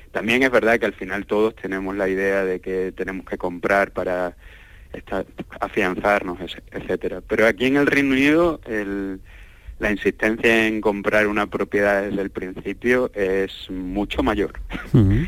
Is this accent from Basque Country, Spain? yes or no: no; Cádiz, Andalusia, Spain; moved away as an adult; also born or lived in Cardiff; now in Manchester, United Kingdom; Cádiz está en mi, en mi corazón y voy a estar siempre muy orgulloso de Cádiz y del resto de Andalucía. Como te he comentado, soy un andaluz muy